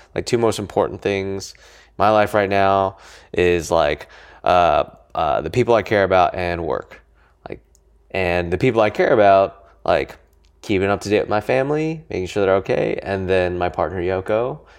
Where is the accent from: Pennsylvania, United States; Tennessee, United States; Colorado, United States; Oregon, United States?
Colorado, United States; Niwot; also born or lived in California; now in New York, United States; I grew up in Colorado